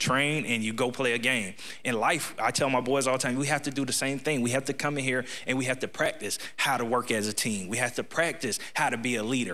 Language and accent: English; Ocala, Florida, United States; I'm born and raised in Ocala